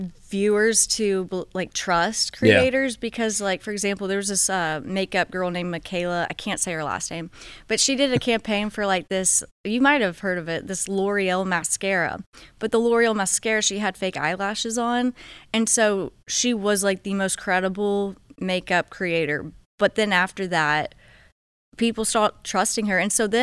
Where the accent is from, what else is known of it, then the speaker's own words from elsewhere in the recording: Texas, United States; I also just kind of do like outdoor Texas content. I'm from Texas